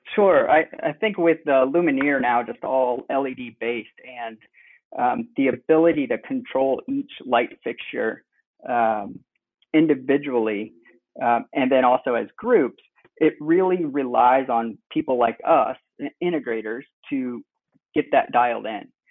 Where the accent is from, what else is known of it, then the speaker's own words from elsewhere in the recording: Cleveland, Ohio, United States; moved away as an adult; also born or lived in Indiana / Bloomington, Indiana / Michigan / Denver, Colorado; now in Westfield, United States; I was born in Indiana, and then moved over to Cleveland area when I was around seven.